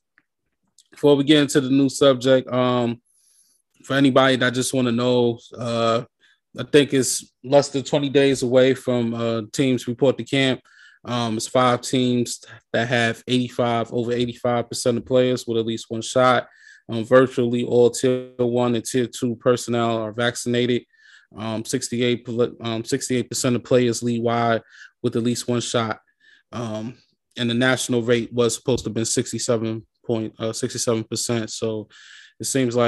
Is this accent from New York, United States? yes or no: yes; New York, United States; now in Maryland, United States; I'm originally from New York. I was born and raised in New York, but I live in Maryland